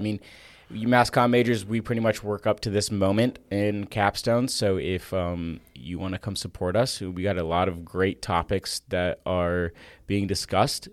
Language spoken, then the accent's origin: English; Florida, United States; now in Nashville, United States; I did go back to my home state of Florida for a week